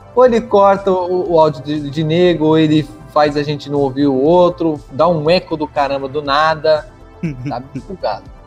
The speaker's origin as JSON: {"language": "Portuguese", "region": "São Paulo", "country": "Brazil", "moved": "yes", "said": "eu sou paulista, cara. Sou paulista"}